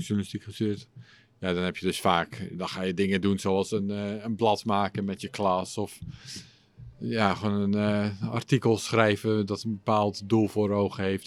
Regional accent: Schagen, North Holland, Netherlands; first language English; also born or lived in England; now in Utrecht, Netherlands; in het dorpje waar ik vandaan kom, het stadje. Schagen, daar noemen ze het een stad

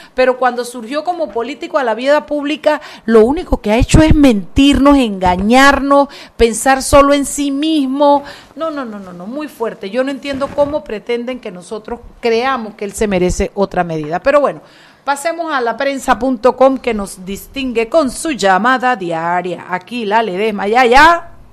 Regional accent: Panama; como panameños

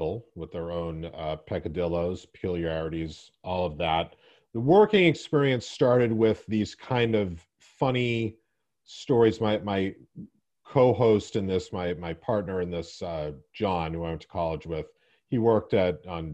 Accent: Boston, Massachusetts, United States; also born or lived in New York; I'm from Boston

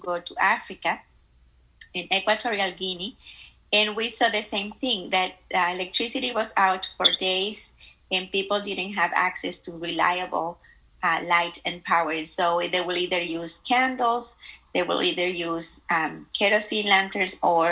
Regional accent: Dominican Republic; moved away; I grew up in the Dominican Republic

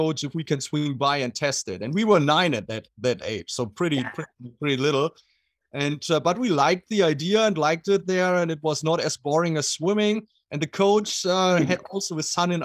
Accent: Germany; accent: German; English is a second language; moved away as an adult; also born or lived in Southern California; now in United States; I'm from Germany. So I'm German. I lived until I was 38, so always in Germany, and had all my athletic career back there

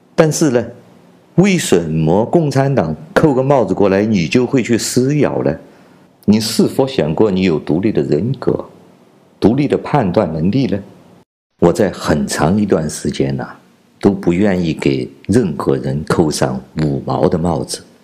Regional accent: China; 我是来自中国大陆的

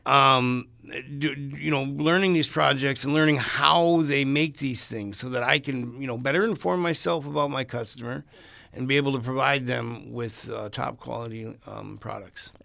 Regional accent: International Falls, Minnesota, United States; moved away; also born or lived in Twin Cities, Minnesota; I'm originally from International Falls, Minnesota. I came up, I, I was actually born in the Twin Cities, but I came up here

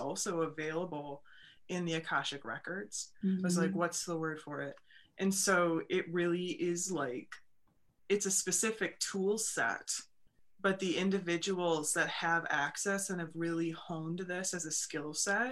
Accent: Wisconsin, United States; accent: Wisconsin; my Wisconsin accent

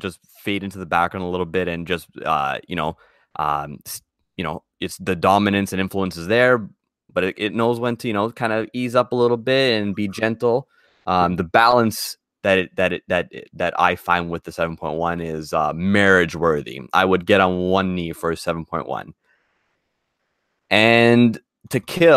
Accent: Canada; as a Canadian

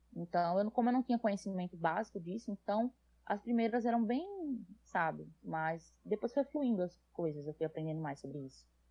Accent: Natal, Rio Grande do Norte, Brazil; accent: nordestino; E eu sou nordestina, como pode ver pelo sotaque. Um, sou de Natal, no Rio Grande do Norte

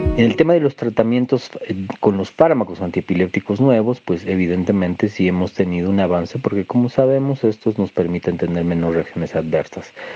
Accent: Bolivia; also born or lived in Mexico

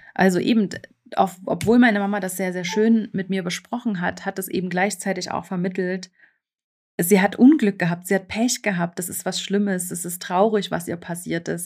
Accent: eastern Germany, Germany; now in Switzerland; ich bin im Osten Deutschlands aufgewachsen und das ist äh, sehr ländlich, also noch sehr auch äh, von der DDR geprägt.

